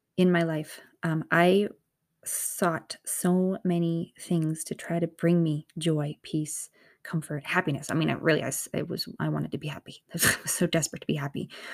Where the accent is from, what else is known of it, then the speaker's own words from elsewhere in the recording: north of Boston, Massachusetts, United States; I'm from the East Coast. I'm from, um, an area north of Boston